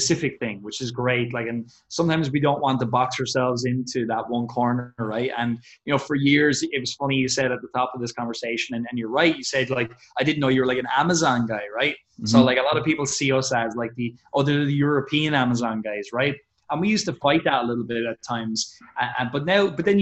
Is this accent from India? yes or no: no; Ireland; We're from Ireland. We're not from the States.